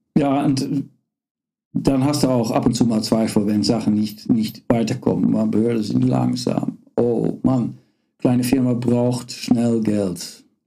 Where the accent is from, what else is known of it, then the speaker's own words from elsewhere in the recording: Netherlands; German is a second language; moved away as an adult; also born or lived in Karlsruhe, Germany; now in Aachen, Germany; ich bin Holländer bin nicht nur Holländer, äh, bin nicht nur Niederländer, ich bin auch Holländer, echt Holländer